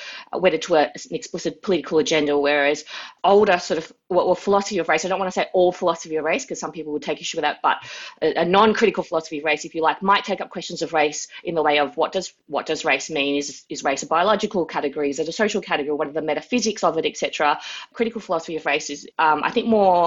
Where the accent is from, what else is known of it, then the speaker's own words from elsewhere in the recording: Melbourne, Victoria, Australia; Wurundjeri country, Kulin Nations, where I am based. I was born and raised here